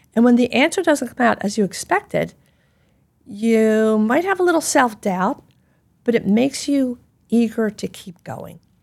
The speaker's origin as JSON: {"language": "English", "town": "Philadelphia", "region": "Pennsylvania", "country": "United States", "tie": "born or raised there", "said": "I grew up in Philadelphia. I speak quickly"}